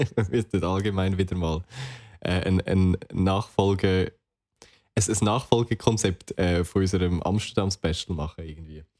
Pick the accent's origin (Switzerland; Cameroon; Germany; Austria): Switzerland; als Schweizer